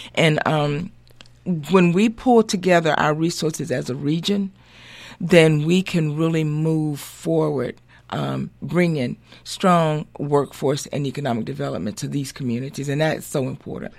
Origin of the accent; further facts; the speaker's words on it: Montgomery, Alabama, United States; also born or lived in Atlanta, Georgia; I was raised in Montgomery, Alabama